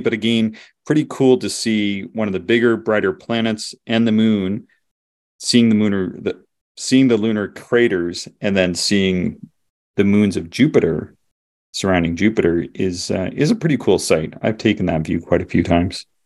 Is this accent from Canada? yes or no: yes; the Maritimes, Canada; I'm from the Maritimes